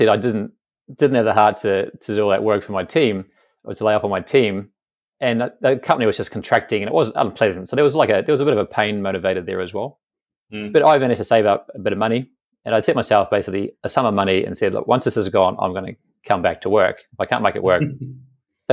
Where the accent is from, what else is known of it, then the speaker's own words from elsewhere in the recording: New Zealand; moved away as an adult; also born or lived in Australia / Thailand; I'm originally from New Zealand